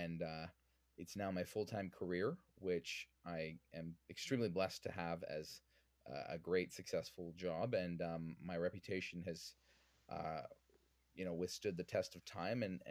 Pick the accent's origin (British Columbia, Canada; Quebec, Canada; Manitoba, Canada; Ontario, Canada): British Columbia, Canada; Vancouver; I'm originally from Vancouver, born and raised